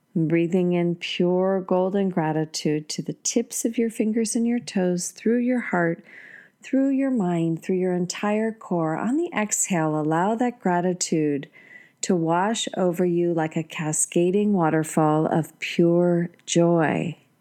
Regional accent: United States; I've never been so proud to be an American

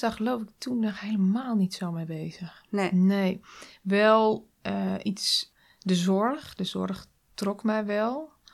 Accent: Nieuwleusen, Overijssel, Netherlands; Nieuw-Leuzen. Dat ligt, eh, het is een dorpje in de buurt van Zwolle

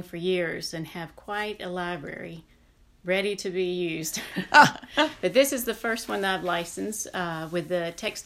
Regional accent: the South, United States; Growing up in the South

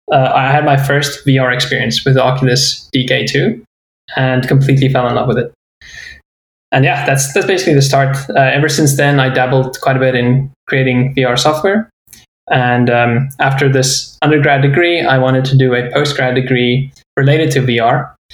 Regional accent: South Africa; my journey started in South Africa, where I grew up

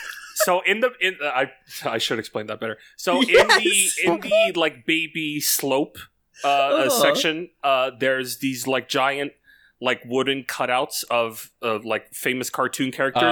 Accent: Canada; Being Canadian, yeah, but... I should like the snow a whole lot more

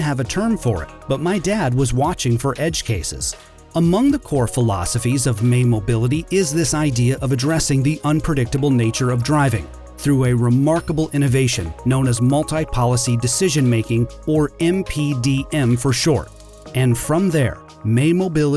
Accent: Northwest Iowa, United States; now in Detroit, United States; I grew up in Northwest Iowa

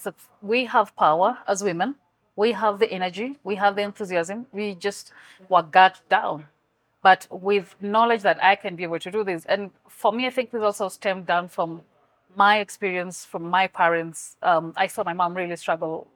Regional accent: Kenya; from my hometown, what we do is we have a lot of corn

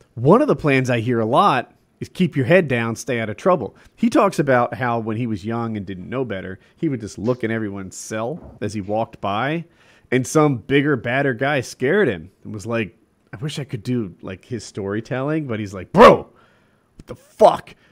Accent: United States; as a American

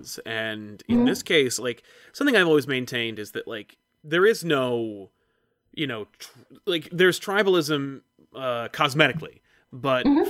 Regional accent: New Jersey, United States; I'm from Jersey

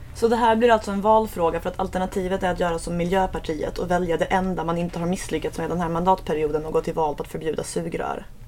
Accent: Skåne, Sweden; Jag är skåning

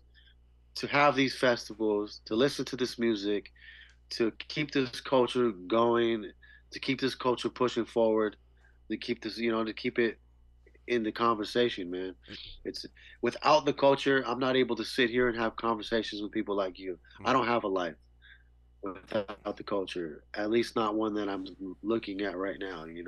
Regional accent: Santa Rosa, California, United States; my hometown.

